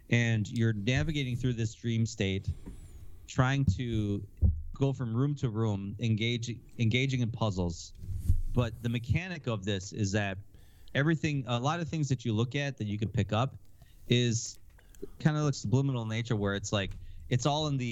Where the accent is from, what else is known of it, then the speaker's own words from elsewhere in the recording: Wisconsin, United States; I'm from Wisconsin